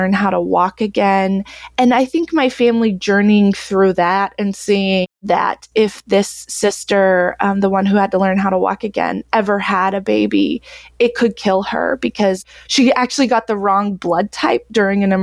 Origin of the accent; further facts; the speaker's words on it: Texas, United States; now in Iowa, United States; I grew up homeschooled in Texas, very conservative